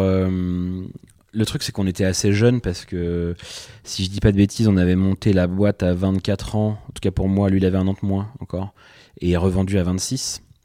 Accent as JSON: {"language": "French", "town": "Pontivy", "region": "Brittany", "country": "France", "tie": "born or raised there", "moved": "as an adult", "lives_now": "Nantes, France", "said": "je suis né à Pontivy, donc en plein centre-Bretagne, où j'ai fait mes études jusqu'au lycée"}